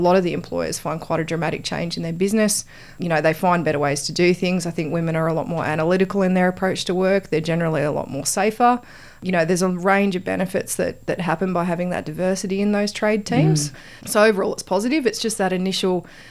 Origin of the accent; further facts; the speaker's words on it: Wollongong, New South Wales, Australia; moved away as an adult; now in Canberra, Australia; I grew up in Wollongong